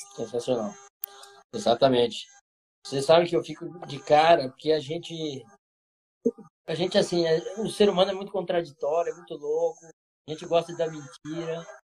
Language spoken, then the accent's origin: Portuguese; Bauru, São Paulo, Brazil; moved away; Lá em Bauru, interior do estado de São Paulo, de onde eu, eu me criei a maior parte do tempo